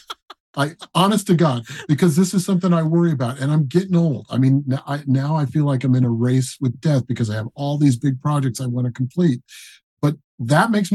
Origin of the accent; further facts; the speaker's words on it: Colorado Springs, Colorado, United States; moved away; also born or lived in Denver, Colorado; I grew up in Colorado Springs. And Denver, mostly Colorado Springs.